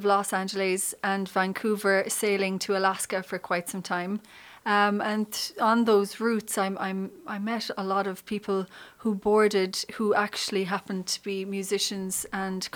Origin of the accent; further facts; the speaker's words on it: Sixmilebridge, County Clare, Ireland; I'm from County Clare. I grew up there. In 6 Mile Bridge